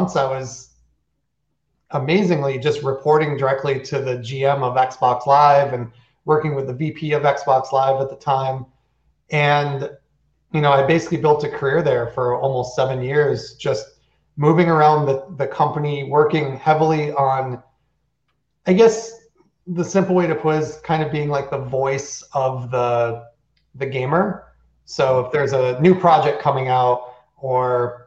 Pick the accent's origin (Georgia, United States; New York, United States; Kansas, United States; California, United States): New York, United States; south of Buffalo; I grew up on a dairy farm in the middle of nowhere, south of Buffalo, New York